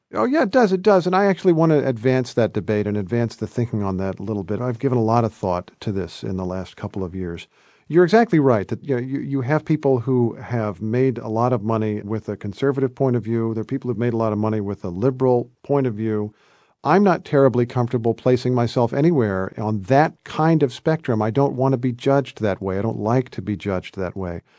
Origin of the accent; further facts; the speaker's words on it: Indiana, United States; moved away as an adult; also born or lived in Kentucky / New York; I'm a guy from Indiana. I'm a guy who grew up as the son of school teachers